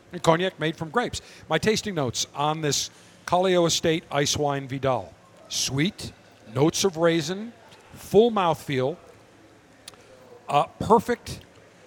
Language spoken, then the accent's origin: English; Buffalo, New York, United States; Growing up in Buffalo